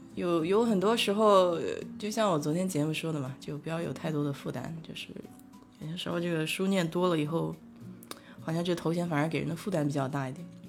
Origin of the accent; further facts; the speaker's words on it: Nanjing, Jiangsu, China; accent: Nanjing dialect; now in Houston, United States; 我们南京话叫哄哈